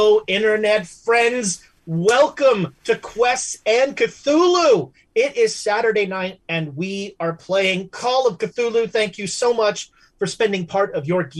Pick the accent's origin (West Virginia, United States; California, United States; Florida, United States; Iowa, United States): California, United States; Alameda; The Alameda, my hometown, my beautiful hometown